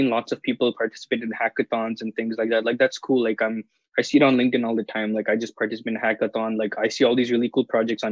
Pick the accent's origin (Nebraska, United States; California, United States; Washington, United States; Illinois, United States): Washington, United States; Seattle; I'm from Seattle, and I'm currently in Seattle right now because I'm doing remote learning